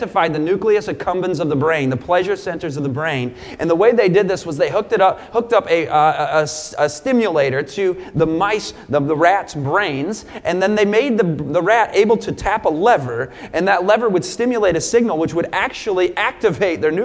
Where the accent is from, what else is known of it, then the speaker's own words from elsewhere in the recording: Michigan, United States; moved away as an adult; also born or lived in Southern California; I grew up in Michigan.